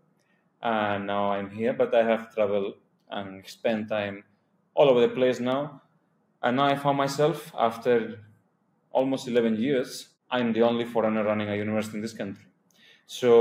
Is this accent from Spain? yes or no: yes; Spain; moved away as an adult; also born or lived in Hungary / Colombia; now in India; I come from Spain